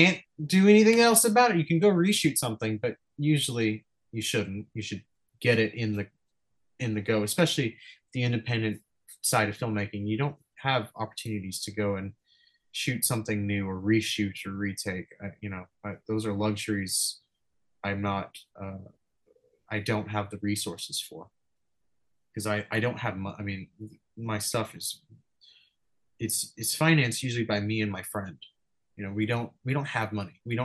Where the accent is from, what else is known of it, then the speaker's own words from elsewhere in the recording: Los Angeles, California, United States; I'm from Venice